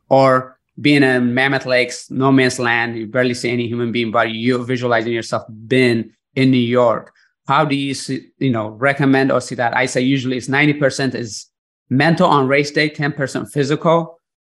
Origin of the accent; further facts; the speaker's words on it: Eritrea; growing up in Eritrea where I was born